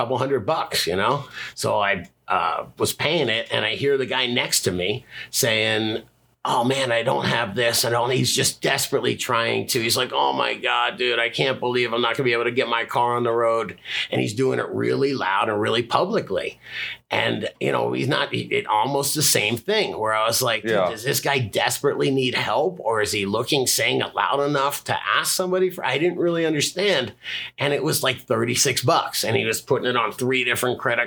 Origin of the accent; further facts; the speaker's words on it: South Florida, United States; now in Fort Collins, United States; I'm from South Florida.